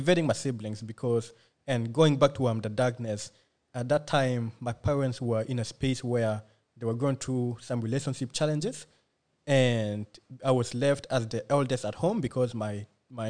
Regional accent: Australia; English is a second language; also born or lived in refugee camp (birthplace); I'm just a kid who was born in a refugee camp. You know, when my family came to Australia, I couldn't speak English

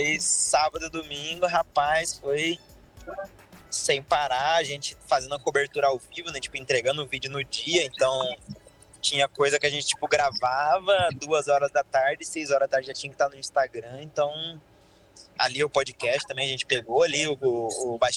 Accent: Mato Grosso, Brazil; eu fico mais filmando dentista, eu vim do Mato

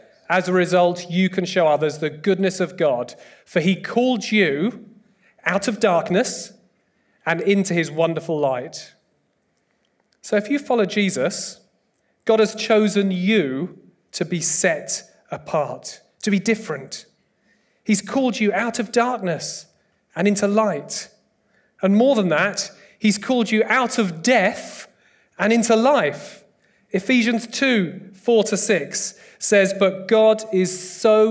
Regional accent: United Kingdom; I'm British

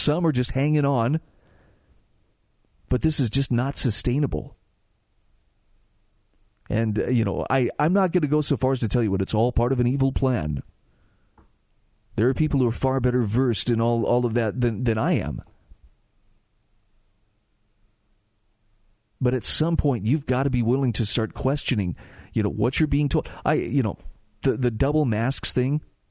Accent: Utah, United States; in my home state of Utah

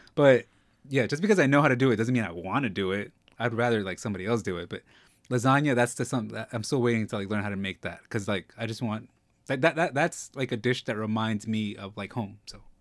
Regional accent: New York, United States; also born or lived in Mexico (ancestry); I'm from New York, but I'm Mexican

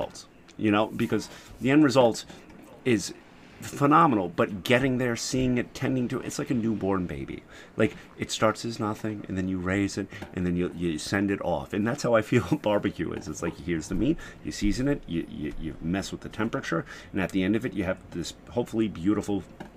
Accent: United States; as an American

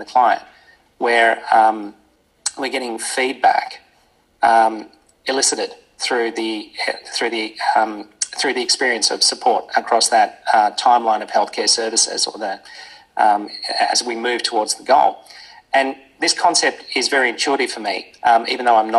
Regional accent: Australia; as an Australian

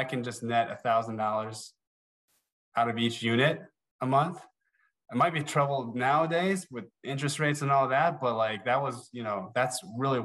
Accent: New Jersey, United States; moved away as an adult; also born or lived in Chicago; I'm originally from New Jersey

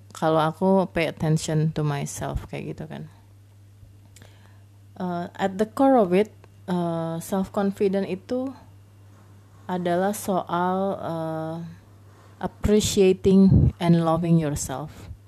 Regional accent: Makassar, South Sulawesi, Indonesia; also born or lived in Kupang / Banjarmasin / Bengkulu; aku anak daerah banget ya jadi basically uh, SD di Makassar SMP di Kupang SMA di Banjarmasin dan Bengkulu

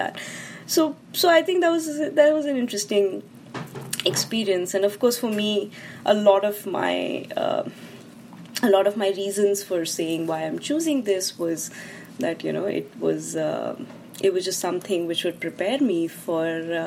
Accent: Delhi, India; I am from Delhi

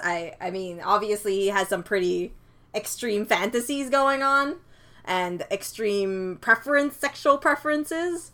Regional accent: Canada; I'm Canadian

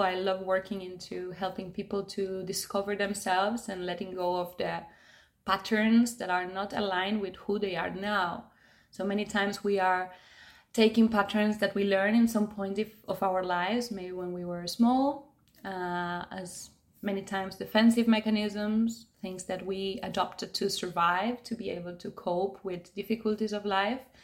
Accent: Argentina; now in Tenerife, Spain; I'm originally from Argentina. I've been living in Tenerife now for about six years

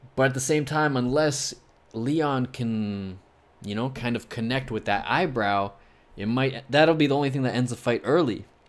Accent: Scotland, United Kingdom; I'm Scottish

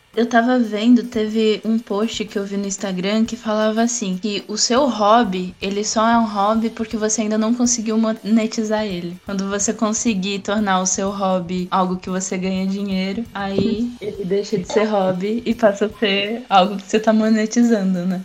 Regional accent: São Paulo, Brazil; moved away as an adult; now in Aracaju, Brazil; eu vim da, da periferia de São Paulo e, e lá eu entrei em contato com a, as fábricas de cultura. Eu já estava lá no, na minha adolescência

